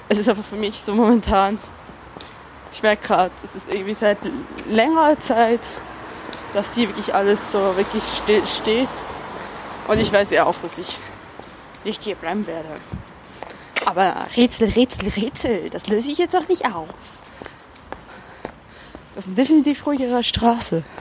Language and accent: German; Switzerland; ich darf das, ich bin Schweizerin. Zudem kann ich nur den authentischsten Schweizer Akzent nachmachen, nebst den Schweizer, die wirklich so sprechen. Weil meine ganze Familie spricht so.